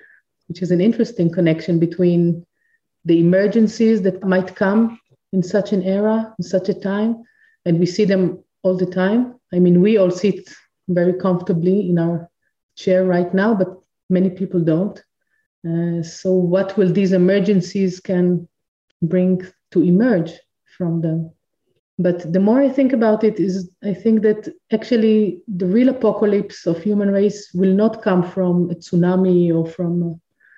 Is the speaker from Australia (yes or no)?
no; Israel; I'm from Israel